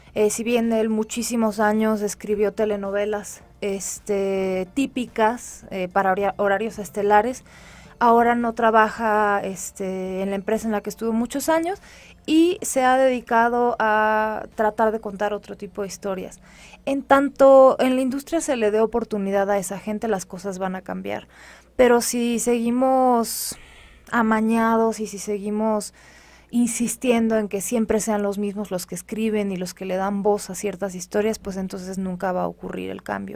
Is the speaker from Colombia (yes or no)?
no; Mexico; les ha costado trabajo visualizarme como mexicana por, mi aspecto físico